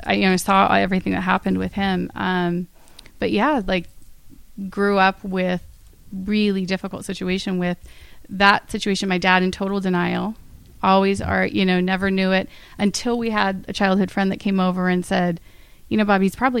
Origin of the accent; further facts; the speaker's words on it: Northern California, United States; now in West Hollywood, United States; my brother and I are 18 months apart. We grew up in Northern California